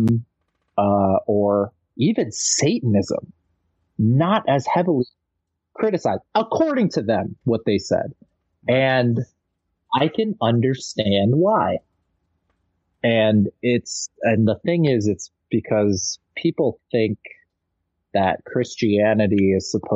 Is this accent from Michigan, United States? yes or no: yes; Michigan, United States; also born or lived in New York / Los Angeles; my denominational church that I grew up here in Michigan